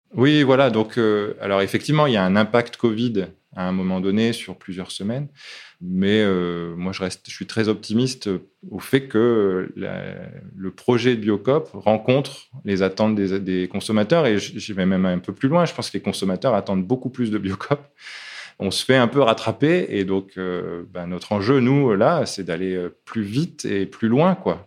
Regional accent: Lille, Hauts-de-France, France; moved away; also born or lived in Africa / Annonay; je suis lillois au départ

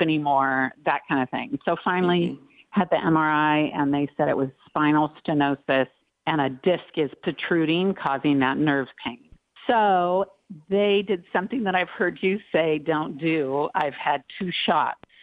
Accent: Long Beach, California, United States; I grew up in Long Beach with three oh, older wow. brothers and lots of sports

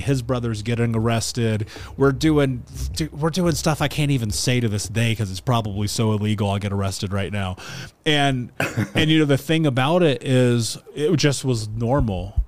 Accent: Indianapolis, Indiana, United States; I grew up in Indiana. I grew up in Indianapolis specifically

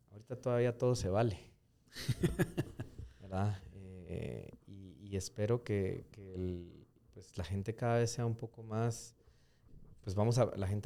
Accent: Bogotá, Bogotá Capital District, Colombia; now in Guatemala; Eh, Guate está pasando por una etapa que, a, mi criterio, que yo, yo, crecí en Bogotá.

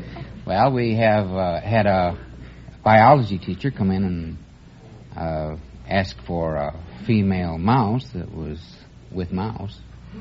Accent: Grand Rapids, Michigan, United States; moved away as an adult; I'm from Grand Rapids, Michigan. Uh-huh. The furniture capital of the world.

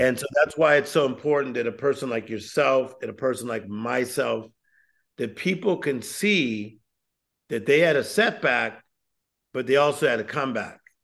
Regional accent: Compton, California, United States; I'm, I'm originally from Compton, California. I was born in Compton

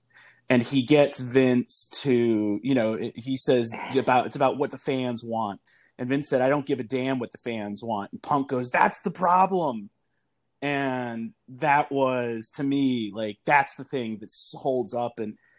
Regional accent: Virginia, United States; moved away; also born or lived in Philadelphia; I grew up in Virginia. I went to school in Philadelphia at Temple

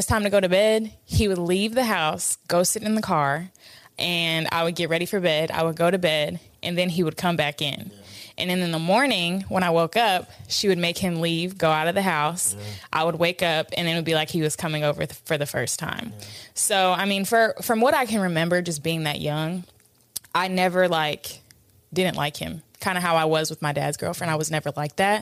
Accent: Atlanta, Georgia, United States; also born or lived in New York; we had moved from New York to Atlanta

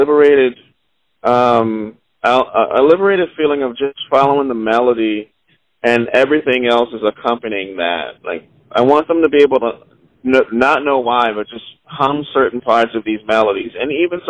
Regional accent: Charleston, South Carolina, United States; I grew up specifically in Charleston, South Carolina

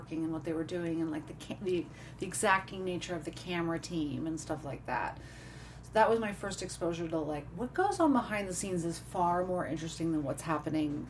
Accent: Richmond, Virginia, United States; I grew up in Virginia. I lived in Richmond, Virginia

